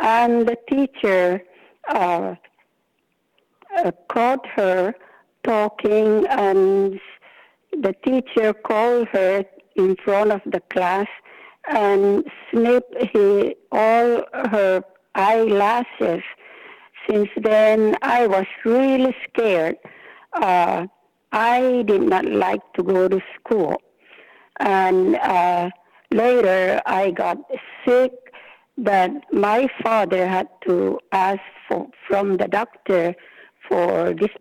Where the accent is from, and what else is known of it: Northern Mariana Islands; born or raised there